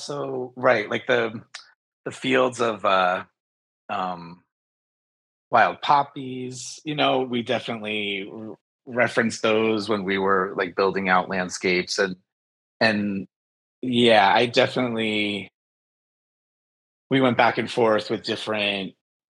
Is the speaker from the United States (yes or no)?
yes; New Jersey, United States; also born or lived in San Francisco; I lived in San Francisco briefly, but I was born in New Jersey.